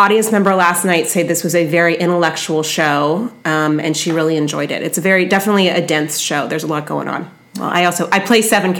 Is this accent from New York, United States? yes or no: no; San Francisco, California, United States; I do have a reputation. I'm from San Francisco as being a preferred audience member.